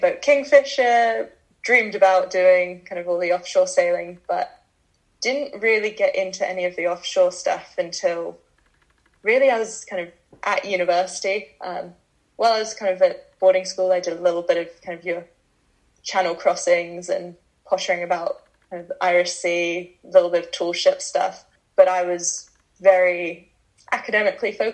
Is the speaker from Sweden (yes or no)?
no; Bermuda; I grew up in Bermuda